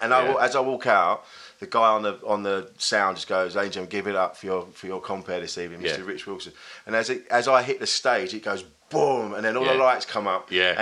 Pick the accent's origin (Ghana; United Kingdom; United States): United Kingdom; Bromley, London; now in Leigh-on-Sea, United Kingdom; I grew up in Kent.